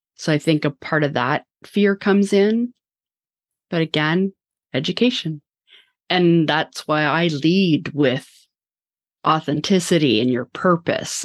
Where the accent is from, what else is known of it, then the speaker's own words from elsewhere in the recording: Vancouver, British Columbia, Canada; now in Toronto, Canada; I'm from Vancouver as well